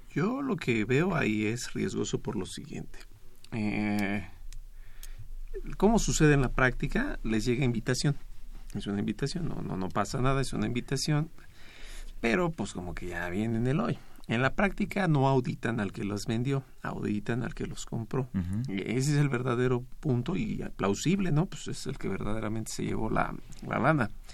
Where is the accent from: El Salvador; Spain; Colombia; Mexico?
Mexico; como mexicano